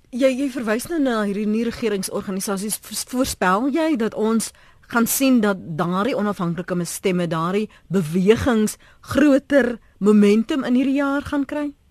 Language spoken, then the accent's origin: Afrikaans; South Africa; ons as Suid-Afrikaners